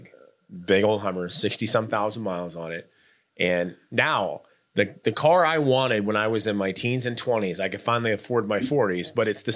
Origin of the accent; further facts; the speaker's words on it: Norfolk, Nebraska, United States; Chad and I grew up in Norfolk, Nebraska